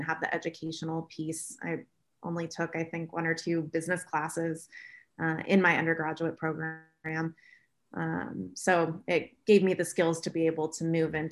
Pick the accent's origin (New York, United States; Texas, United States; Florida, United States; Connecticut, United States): Florida, United States; moved away as an adult; also born or lived in Auburn, Alabama; from what I thought was a fairly culturally diverse city in Florida